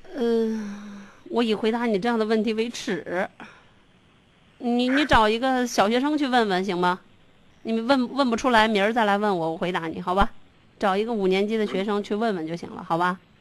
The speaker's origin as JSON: {"language": "Chinese", "country": "China", "said": "我们中国人"}